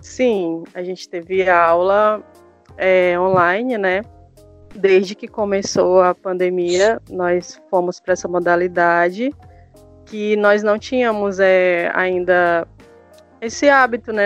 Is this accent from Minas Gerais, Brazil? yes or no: no; Boca do Acre, Amazonas, Brazil; sou amazonense